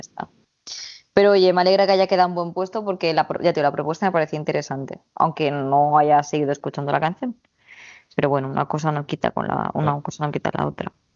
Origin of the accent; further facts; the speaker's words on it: Spain; yo vengo de España